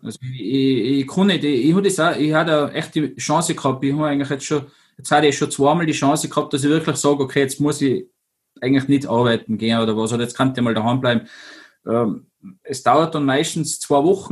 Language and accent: German; Zillertal, Tyrol, Austria; now in Kufstein, Austria; wohne in Kufstein, bin aus dem Zillertal, möchte irgendwie allweil sagen, weil da sind meine Wurzeln her einfach